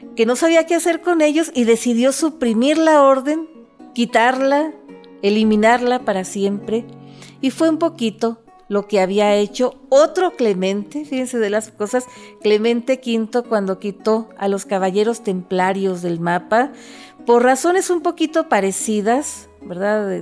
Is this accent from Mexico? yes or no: yes; northern Mexico, Mexico